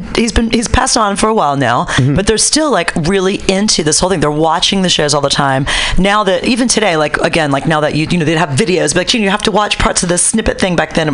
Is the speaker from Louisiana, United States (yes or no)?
yes; New Orleans, Louisiana, United States; also born or lived in New York; now in San Francisco, United States; I grew up in New Orleans, which was very kind of Divine heavy because there's like lots of, you know, alternative lifestyles.